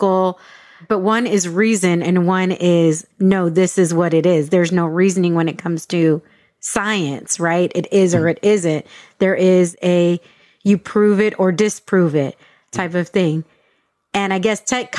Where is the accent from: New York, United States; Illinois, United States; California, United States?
California, United States; San Diego; first language English; Me growing up in San Diego